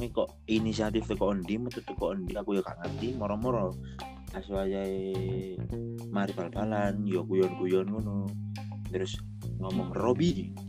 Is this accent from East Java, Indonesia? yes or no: yes; Malang, East Java, Indonesia; di daerahku itu ono sedikit boso Jawa cuma eh kita ada sedikit perbedaan